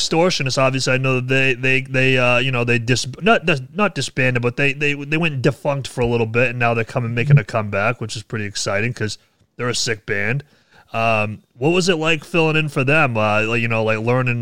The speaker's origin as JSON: {"language": "English", "region": "New England", "country": "United States", "said": "Liam and I are from the same neck of the woods. We're both from New England"}